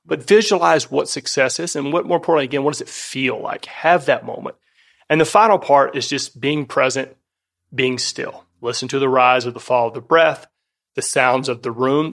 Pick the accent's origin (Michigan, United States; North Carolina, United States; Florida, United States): Florida, United States; North; moved away; also born or lived in California; I grew up in the South, and that was a critical part of my upbringing